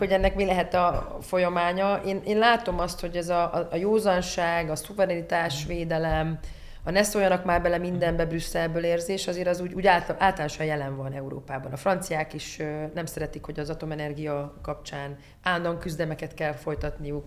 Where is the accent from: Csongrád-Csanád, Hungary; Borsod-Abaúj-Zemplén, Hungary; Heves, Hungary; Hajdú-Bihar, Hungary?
Borsod-Abaúj-Zemplén, Hungary; Miskolc; nekem Diós Győr fontos, most olyan elfogult vagyok, mert ott, ott születtem